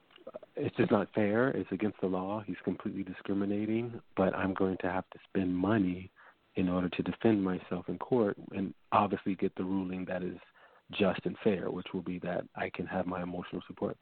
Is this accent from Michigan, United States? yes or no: no; Mount Vernon, New York, United States; In Mount Vernon, New York